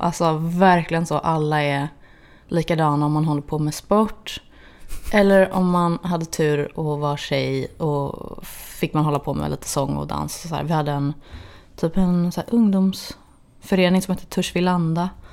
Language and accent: Swedish; Gothenburg, Västra Götaland, Sweden; moved away as an adult; also born or lived in Los Angeles, United States; Torslanda där jag är ifrån